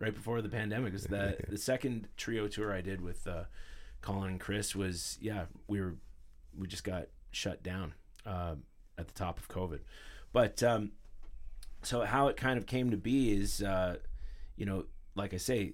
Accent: Ottawa, Ontario, Canada; I grew up in Ottawa in our teen years

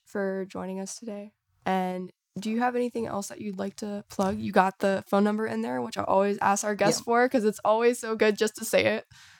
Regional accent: Bedford, Virginia, United States; I'm from Bedford, so.

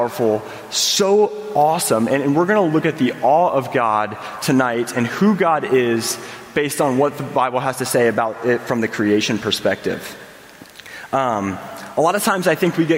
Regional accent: Indiana, United States; I grew up in Indiana

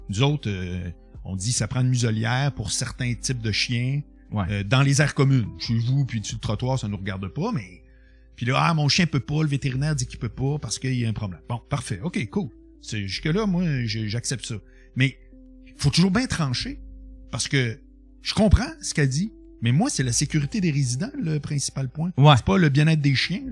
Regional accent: Quebec City, Quebec, Canada; moved away as an adult; now in Montreal, Canada; Je viens de Québec, mais j'ai jamais habité à Québec depuis que j'ai 25

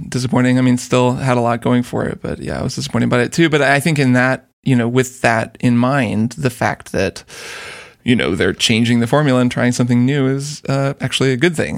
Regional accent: Portland, United States; in my, in my hometown

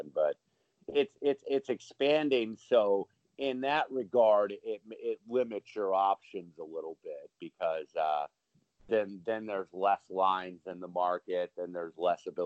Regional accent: Indiana, United States; My home state of Indiana

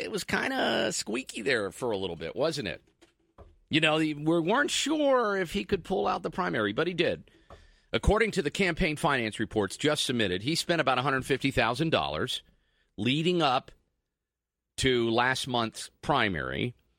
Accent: New Jersey, United States; I'm from Jersey, so I call everybody guys

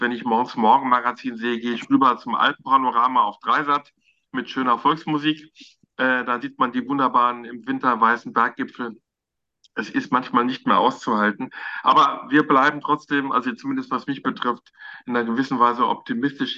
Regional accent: Frankfurt am Main, Hesse, Germany; moved away as an adult; now in Berlin, Germany; dass ich äh, in Frankfurt am Main geboren bin. Ich bin Hesse, egal, auch wenn ich jetzt schon Jahrzehnte hier in Berlin lebe.

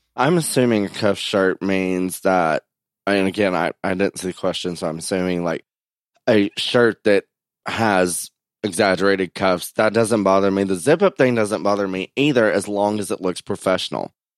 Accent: United States; born or raised there

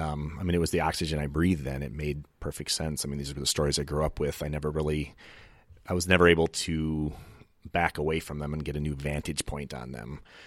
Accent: Michigan, United States; now in Oregon, United States; I grew up in Michigan.

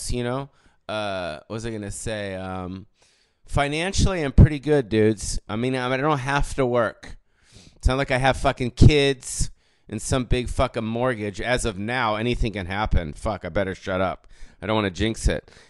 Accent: Canada; This is going to sound weird, but I'm Canadian, so please understand that I do mean well

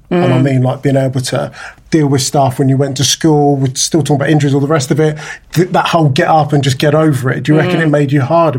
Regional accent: Nigeria; we're both Nigerian

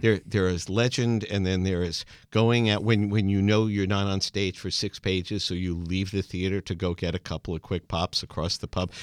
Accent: New York, United States; growing up in America, like New York kids

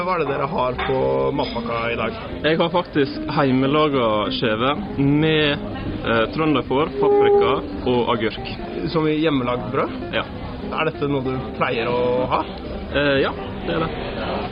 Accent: Oslo, Norway; now in Bergen, Norway; Jeg vokste opp i Oslo

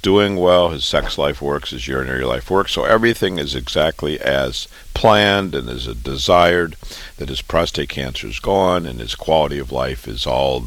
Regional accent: Waterloo, Iowa, United States; moved away as an adult; also born or lived in Chicago, Illinois / Boston, Massachusetts; now in New York, United States; I was born and raised in Waterloo, Iowa

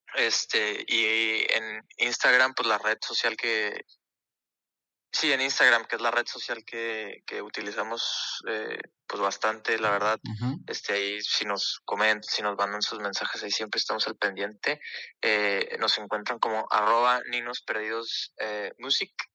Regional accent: Ciudad Juárez, Chihuahua, Mexico; also born or lived in El Paso, Texas, United States; nosotros somos de Juárez, El Paso.

